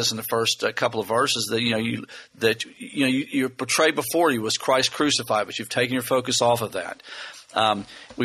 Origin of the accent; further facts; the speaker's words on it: Lexington, Kentucky, United States; We're from Lexington